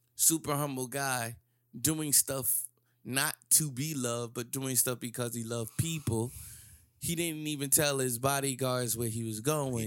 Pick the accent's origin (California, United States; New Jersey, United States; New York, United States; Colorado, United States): New Jersey, United States; growing up in Jersey